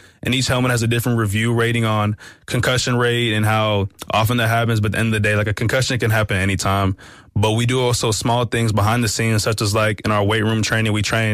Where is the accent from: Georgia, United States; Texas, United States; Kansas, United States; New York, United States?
Texas, United States; Fort Worth; moved away as an adult; now in South Bend, United States; I'm from Fort Worth, Texas.